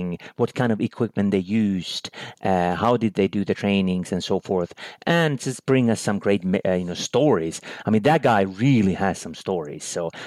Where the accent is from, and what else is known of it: Finland; born or raised there